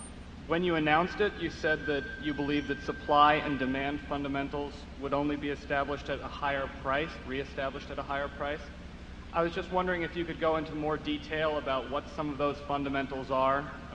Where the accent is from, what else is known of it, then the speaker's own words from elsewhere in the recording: Pound Ridge, New York, United States; I'm from New York, Pound Ridge, New York.